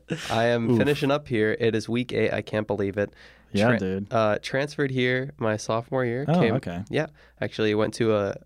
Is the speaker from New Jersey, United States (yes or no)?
yes; New Jersey, United States; I am from Jersey.